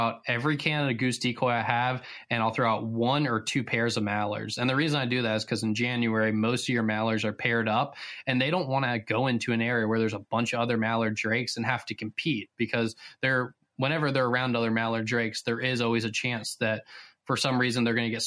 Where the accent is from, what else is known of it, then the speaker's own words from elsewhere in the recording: Virginia, United States; moved away; growing up in Virginia